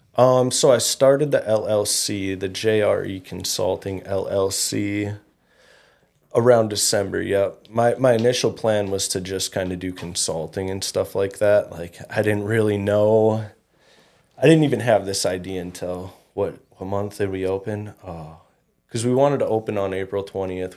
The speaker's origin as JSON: {"language": "English", "town": "Fergus Falls", "region": "Minnesota", "country": "United States", "tie": "born or raised there", "said": "I grew up in Fergus."}